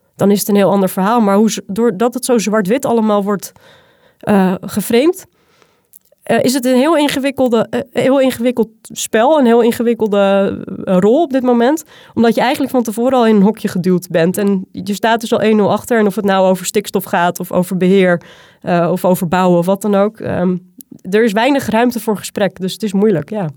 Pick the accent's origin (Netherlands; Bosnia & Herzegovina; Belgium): Netherlands; Zaanstreek, North Holland; moved away as an adult; now in Utrechtse Heuvelrug, Netherlands; Ik kom uit de Zaanstreek. Ik ben een, eh, een poldermeisje, ehm, opgegroeid tussen de grutto's en de kievieten